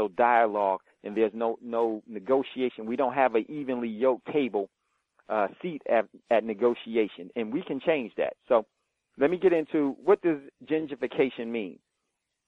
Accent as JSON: {"language": "English", "town": "Hackensack", "region": "New Jersey", "country": "United States", "tie": "born or raised there", "said": "I grew up in Hackensack"}